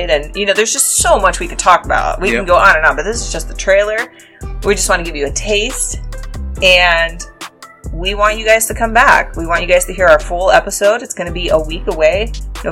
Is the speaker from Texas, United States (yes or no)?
no; Ohio, United States; We're from Ohio